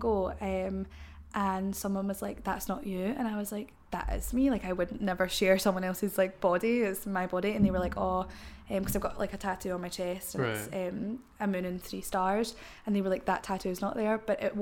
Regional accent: Cumbernauld, Scotland, United Kingdom; where I'm from Cumbernauld, and like where I'm from, like people are very cliquey.

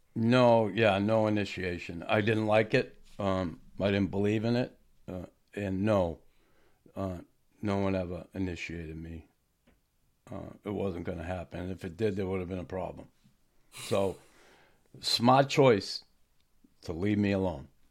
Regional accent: United States; I'm an American.

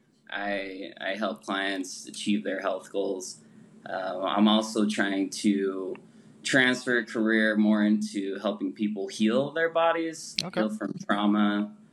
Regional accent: Utah, United States; also born or lived in Salt Lake City; I'm from, born and raised in Utah

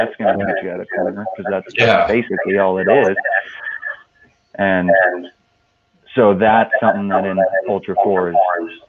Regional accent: Moab, Utah, United States; just because I grew up around it and I grew up in Moab. I grew up wheeling.

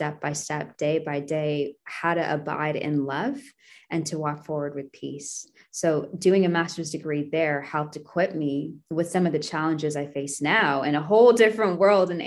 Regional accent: Toronto, Ontario, Canada; growing up in Scarborough, then getting to study at U of T

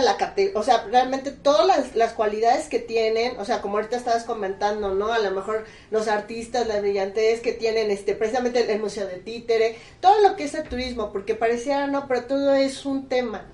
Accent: Puebla, Mexico; También en Puebla Capital, bueno, yo soy Puebla Capital

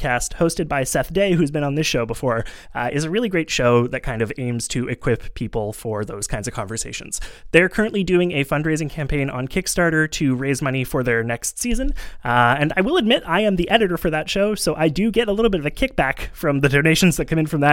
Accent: Montreal, Quebec, Canada; I grew up in Montreal, which is like a weird part of Canada that's kind of French.

